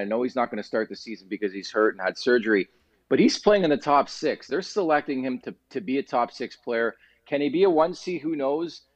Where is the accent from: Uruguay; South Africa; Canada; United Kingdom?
Canada; I'm Canadian